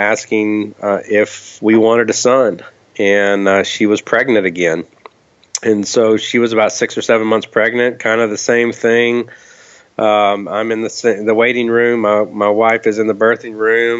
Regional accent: Kentucky, United States; I grew up in Kentucky, and you know, it's kind of the Bible Belt

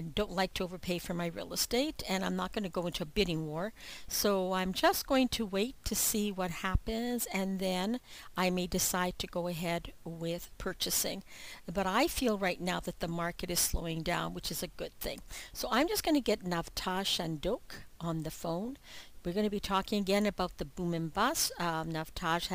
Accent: Ontario, Canada; I'm from Ontario, Canada

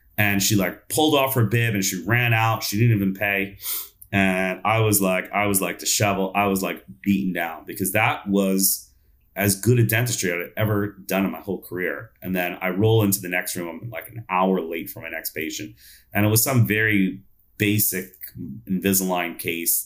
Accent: New York, United States; I grew up in New York

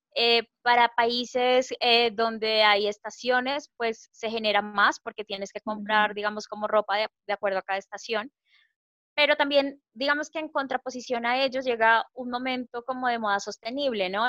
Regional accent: Colombia

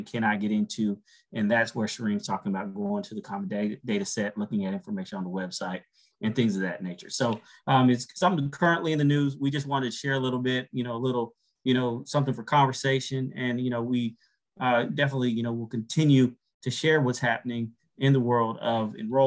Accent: Texas, United States; now in Atlanta, United States; I've been in Atlanta a long time, but, you know, I'm from Texas

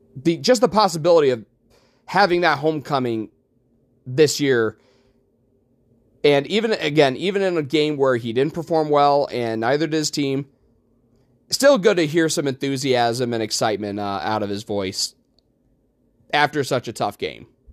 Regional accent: Utica, New York, United States; driving back home to Utica

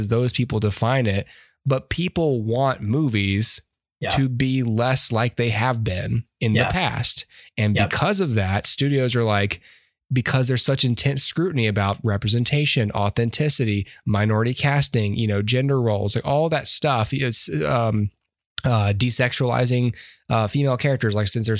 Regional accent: Georgia, United States; We're from Georgia.

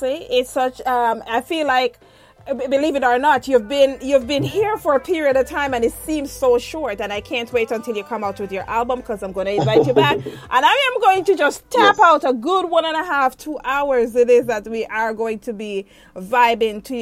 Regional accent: Jamaica; I was born in Jamaica

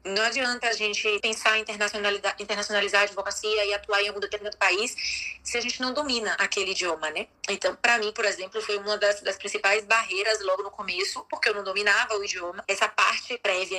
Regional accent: Bahia, Brazil; moved away as an adult; now in Spain; sou brasileira, baiana, e há oito anos moro na Espanha

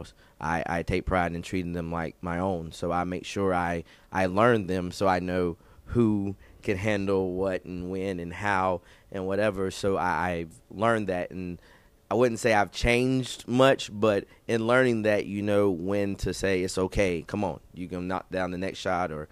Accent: Clover, South Carolina, United States; also born or lived in Fort Mill / Newberry; I grew up in Clover my whole life.

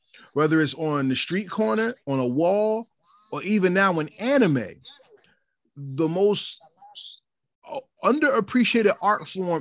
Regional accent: New Jersey, United States; I'm from New Jersey

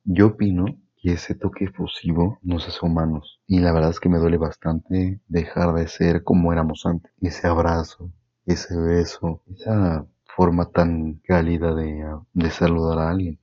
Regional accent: Mexico; como mexicanos

